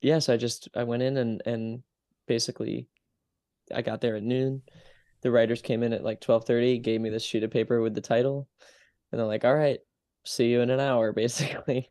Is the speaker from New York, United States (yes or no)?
yes; Utica, New York, United States; now in Brooklyn, United States; my hometown